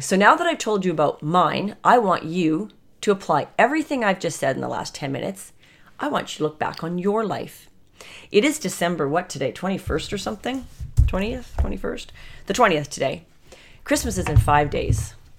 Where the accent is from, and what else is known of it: Canada